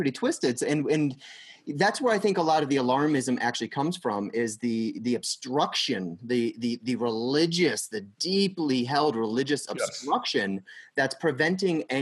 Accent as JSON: {"language": "English", "town": "Pittsfield", "region": "Massachusetts", "country": "United States", "tie": "born or raised there", "said": "I grew up in Pittsfield, Massachusetts, which is in Berkshire County."}